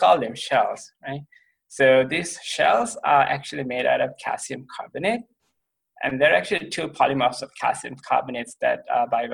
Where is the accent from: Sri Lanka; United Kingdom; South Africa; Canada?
Sri Lanka; moved away as an adult; also born or lived in Ohio, United States; now in Columbia, Missouri, United States; I'm from Sri Lanka, which is a very beautiful country just to the south of India